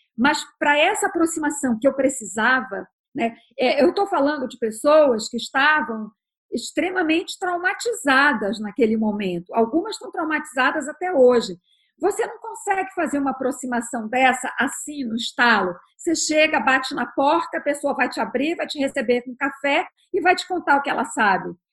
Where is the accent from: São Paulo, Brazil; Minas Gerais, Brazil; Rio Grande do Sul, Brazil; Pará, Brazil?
Pará, Brazil; Belém; moved away; also born or lived in New York, United States; Eu sou paraense, sou de Belém, sou da Amazônia